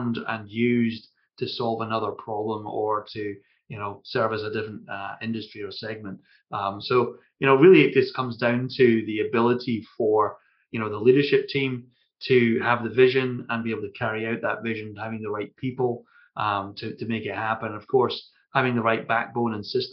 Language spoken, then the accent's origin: English; Scotland, United Kingdom; accent: Scottish